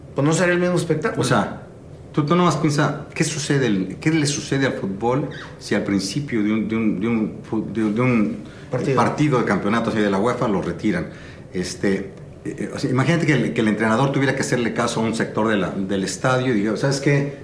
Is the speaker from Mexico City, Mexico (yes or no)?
yes; Mexico City, Mexico; nací en la Ciudad de México, mis padres eran de Tampico, nos tuvieron en la Ciudad de México